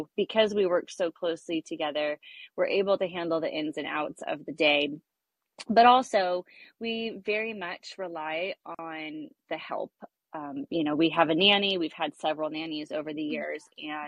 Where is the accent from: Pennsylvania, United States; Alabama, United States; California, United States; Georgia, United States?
California, United States; Westlake Village; also born or lived in Thousand Oaks, California; I'm from Westlake Village, California. I've grown up here my whole life, lived in Thousand Oaks basically my whole life